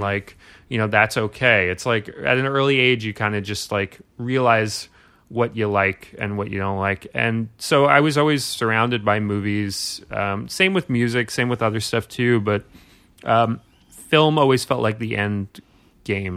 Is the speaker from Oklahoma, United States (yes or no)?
no; New York City, New York, United States; I grew up in Brooklyn.